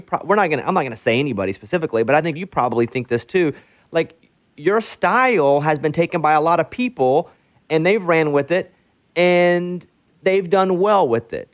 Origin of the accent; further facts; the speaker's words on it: Arkansas, United States; I grew up in Arkansas